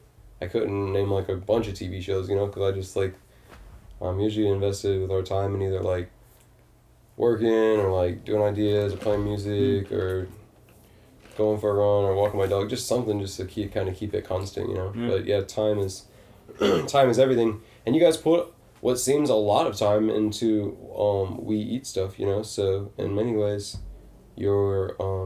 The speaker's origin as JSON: {"language": "English", "town": "Detroit", "region": "Michigan", "country": "United States", "said": "I always say I'm from Detroit. I can't even know the freaking area code."}